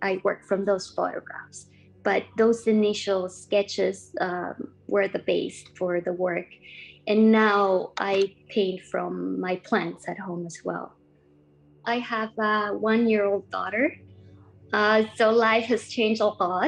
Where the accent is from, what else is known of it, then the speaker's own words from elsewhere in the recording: Costa Rica; now in Vancouver, Canada; I grew up in Costa Rica in a small town surrounded by lots of green, coffee plantations and lush gardens